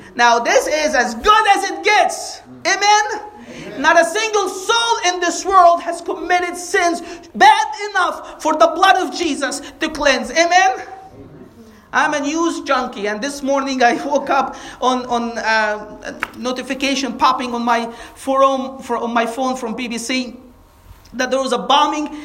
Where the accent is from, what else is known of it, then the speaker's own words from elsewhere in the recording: Egypt; moved away; we grew up in Egypt